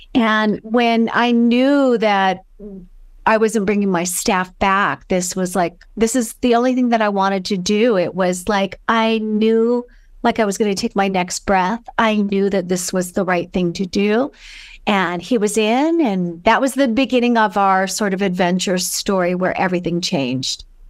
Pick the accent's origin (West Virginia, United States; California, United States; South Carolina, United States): California, United States; Los Angeles; moved away as an adult; I am originally from California and, um, Los Angeles